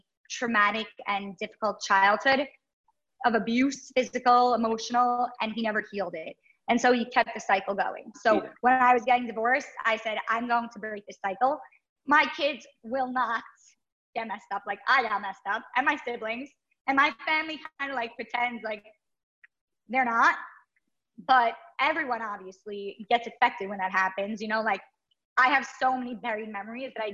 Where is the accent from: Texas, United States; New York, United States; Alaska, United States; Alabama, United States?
New York, United States; New York City; I grew up in Brooklyn across the street from my grandmother